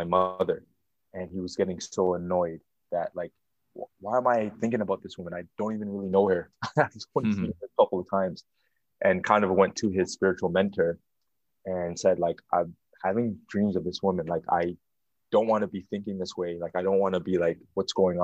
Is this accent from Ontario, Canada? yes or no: yes; Toronto, Ontario, Canada; moved away; also born or lived in Burlington, Ontario; I grew up in the Jane and Finch area, more specifically Weston and Finch